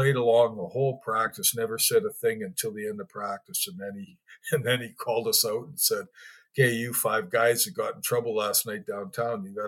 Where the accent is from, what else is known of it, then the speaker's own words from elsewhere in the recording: Winkler, Manitoba, Canada; also born or lived in Winnipeg, Manitoba / Morden, Manitoba; I grew up in a small town, Winkler, and my sister was adopted as well